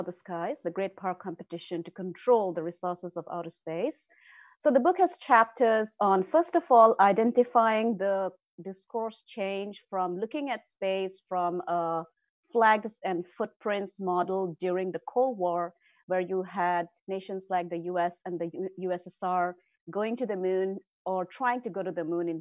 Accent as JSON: {"language": "English", "region": "Northeast India", "country": "India", "tie": "born or raised there", "also_born_or_lived": "Delhi, India", "moved": "yes", "said": "I grew up in Northeast India."}